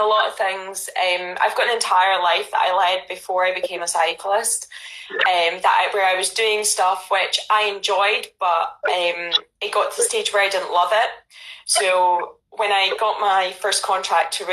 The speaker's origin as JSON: {"language": "English", "area": "Ayrshire", "region": "Scotland", "country": "United Kingdom", "tie": "born or raised there", "also_born_or_lived": "Glasgow", "moved": "as an adult", "lives_now": "London, United Kingdom", "said": "I was born in Glasgow, grew up in Ayrshire, went to university in Glasgow, and then moved to London"}